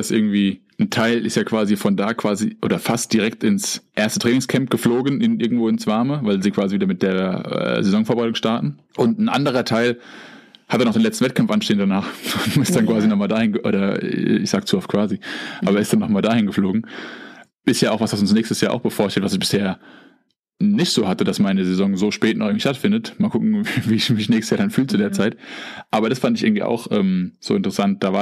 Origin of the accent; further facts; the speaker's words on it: Bavaria, Germany; ich bin jetzt zumindest irgendwie auf dem Ausweis auch als Bayer ausgewiesen und ähm, wir sind jetzt hier wieder in Bayern